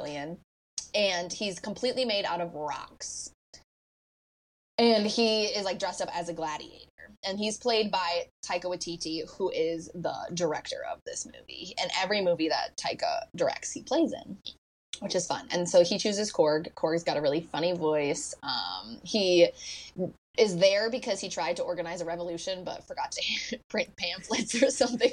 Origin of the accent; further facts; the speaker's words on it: United States; as an American